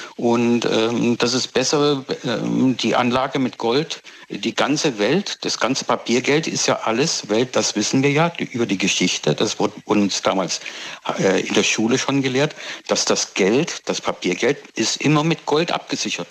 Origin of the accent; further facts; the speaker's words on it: Pforzheim, Baden-Württemberg, Germany; moved away as an adult; now in South Africa; Ich komme ja aus der Goldstadt Pforzheim eigentlich. Ne? Bin ich Schwabe aufgewachsen.